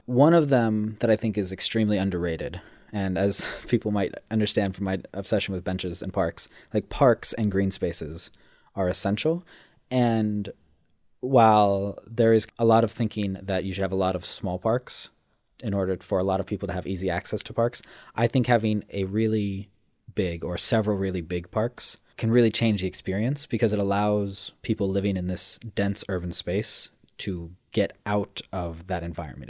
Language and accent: English; Los Angeles, California, United States; moved away; where I grew up in Los Angeles